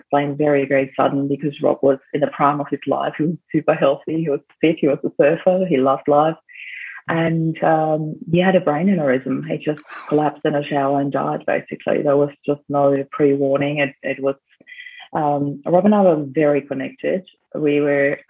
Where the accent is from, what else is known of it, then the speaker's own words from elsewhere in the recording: Vienna, Austria; now in Australia; when I was in Vienna in Austria, in my hometown